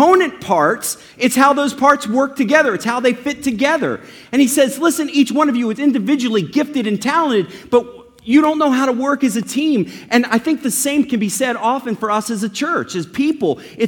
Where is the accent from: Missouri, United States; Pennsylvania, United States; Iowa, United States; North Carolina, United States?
Pennsylvania, United States; Kennett Square; also born or lived in Delaware; now in Dallas, United States; I grew up in a little place called Kennett Square, Pennsylvania.